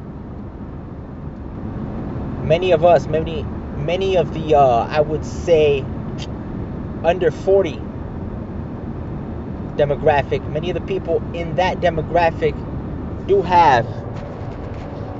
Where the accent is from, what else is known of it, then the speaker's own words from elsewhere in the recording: United States; I am a Mexican, born in America, so I'm an American. Some call me a pocho.